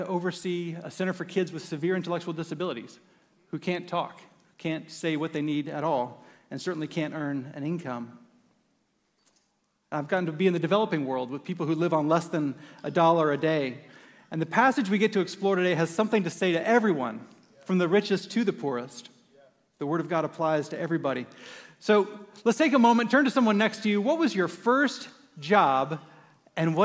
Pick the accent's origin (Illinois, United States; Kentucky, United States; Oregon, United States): Oregon, United States; I grew up in Oregon